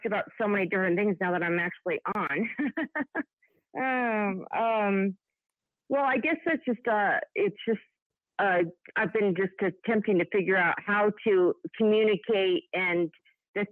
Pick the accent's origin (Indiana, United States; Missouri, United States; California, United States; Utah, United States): Utah, United States; Fillmore; I was born in Fillmore, Utah, which is where she was born.